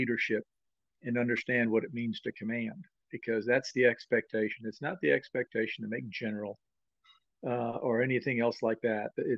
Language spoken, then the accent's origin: English; Connecticut, United States; born or raised there; also born or lived in Montreal, Canada